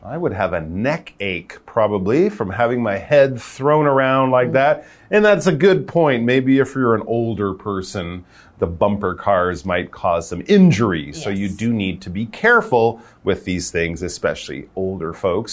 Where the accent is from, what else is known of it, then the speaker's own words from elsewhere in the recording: Canada; I'm from Canada.